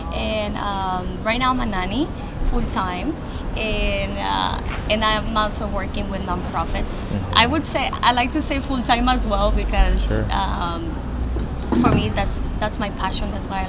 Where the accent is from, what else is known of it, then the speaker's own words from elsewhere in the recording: Navolato, Sinaloa, Mexico; I'm from Navolato, Sinaloa.